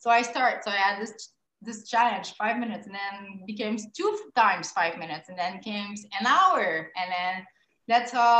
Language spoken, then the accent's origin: English; Quebec, Canada; I'm from Quebec